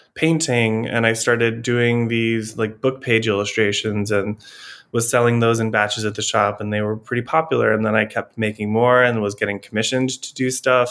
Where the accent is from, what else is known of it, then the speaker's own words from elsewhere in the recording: Elkhart, Indiana, United States; now in Providence, United States; So I am originally from Indiana. I grew up in like Elkhart, Indiana